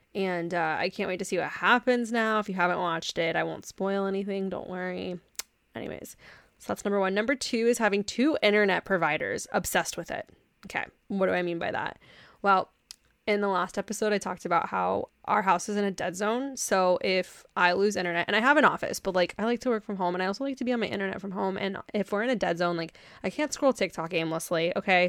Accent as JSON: {"language": "English", "region": "Texas", "country": "United States", "tie": "born or raised there", "said": "I grew up in Texas"}